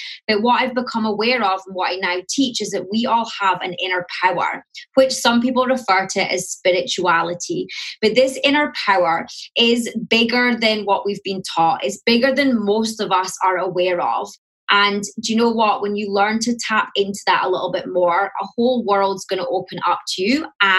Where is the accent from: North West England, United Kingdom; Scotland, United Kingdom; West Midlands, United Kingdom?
Scotland, United Kingdom; accent: Scottish; now in London, United Kingdom; My accent, so I'm in London. I am Scottish, so you'll hear the Scottish, although it has softened a bit since I moved to London.